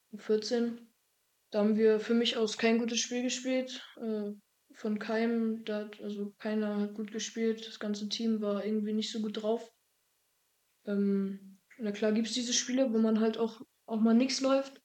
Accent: a small village near Greifswald, Mecklenburg-Vorpommern, Germany; also born or lived in Dillingen an der Donau, Bavaria; als ich ein Jahr alt war, wieder hier zurück in die Heimat gezogen. Ähm, in das Haus, wo meine Mutter auch schon früher gewohnt hatte. Ja. Alles neu renoviert und so. Und ja, seitdem wohne ich in einem kleinen Dorf Nähe Greifswald

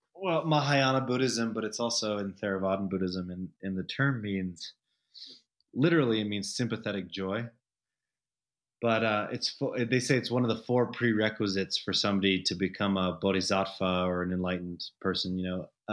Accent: Denver, Colorado, United States; moved away as an adult; also born or lived in San Francisco / Los Angeles; now in Telluride, United States; so I moved back partially out of this nostalgia for growing up in Denver

